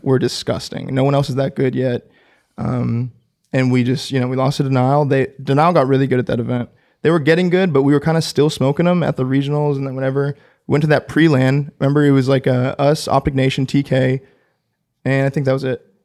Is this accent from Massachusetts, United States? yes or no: no; Orange County, California, United States; growing up in Orange County, the, the biggest city next to me would be L